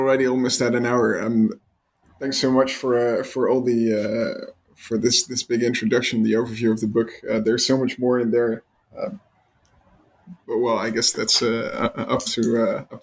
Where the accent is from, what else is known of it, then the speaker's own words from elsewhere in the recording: Netherlands; I'm from the Netherlands, Western European